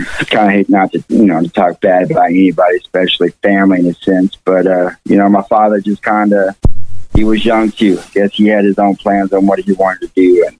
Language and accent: English; Fayetteville, Arkansas, United States; born there; I was born in Fayetteville, Arkansas.